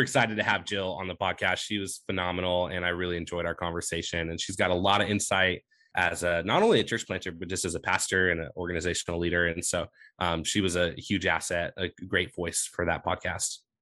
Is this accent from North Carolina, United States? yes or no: no; Medford, Oregon, United States; also born or lived in Sacramento area, California; I say I'm from Medford. I'm actually from California technically, but I grew up in Medford, so I'm a, you know, Oregonian at heart